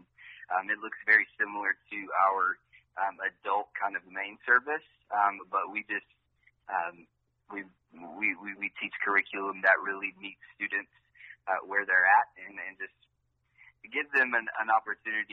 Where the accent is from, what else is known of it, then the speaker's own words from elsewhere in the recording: Piney Flats, Tennessee, United States; It was a small town called Piney Flats, Tennessee.